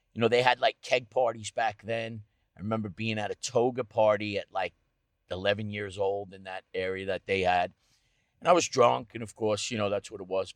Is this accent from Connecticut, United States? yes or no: no; Rocky Point, New York, United States; I grew up on the North Shore in, uh, Rocky Point, Sound Beach area.